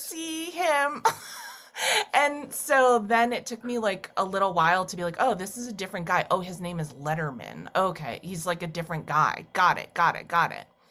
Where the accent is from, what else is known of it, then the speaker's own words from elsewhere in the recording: Massachusetts, United States; moved away; I went to a small college in my hometown. Uh, I lived at home, a rural town in Massachusetts. I'm a farm girl